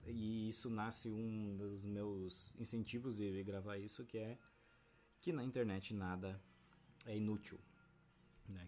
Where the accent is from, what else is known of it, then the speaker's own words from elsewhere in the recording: Brazil; A gente vive no Brasil